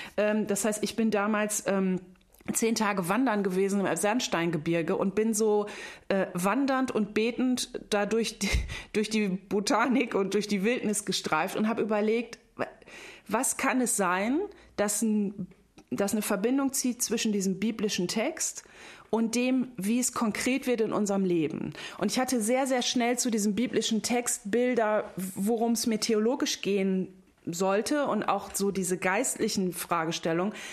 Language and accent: German; North Sea coast, Germany; ich komme von der Nordsee